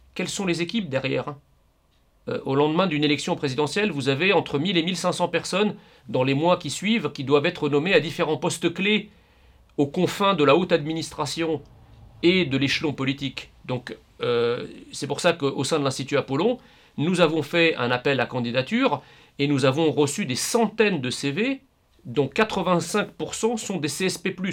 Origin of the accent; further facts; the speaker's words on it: France; nous voulons continuer de vivre en tant que Français en France.